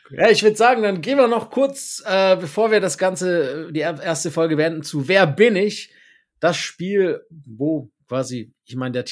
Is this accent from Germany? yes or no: no; Canada; ich arbeite heute noch im Team meiner letzten NBA-Station, der einzigen in meinem Heimatland, den Toronto Raptors